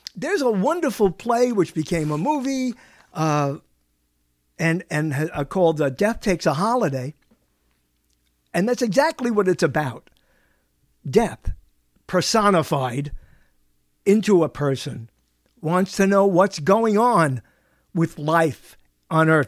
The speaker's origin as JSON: {"language": "English", "town": "New York City", "region": "New York", "country": "United States", "moved": "yes", "said": "I'm from Brooklyn"}